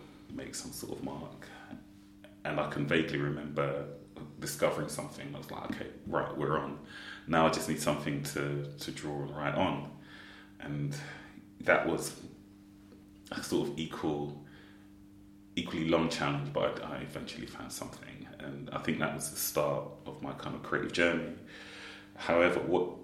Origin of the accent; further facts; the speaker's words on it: London, United Kingdom; also born or lived in Kensal Rise / Park Royal; So effectively born and raised in Brent